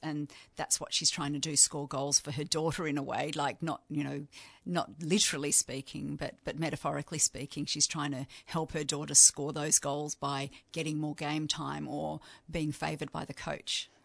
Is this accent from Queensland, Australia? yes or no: no; Yarra Valley, Victoria, Australia; now in Canberra, Australia; I'm from the Yarra Valley, but I live in Canberra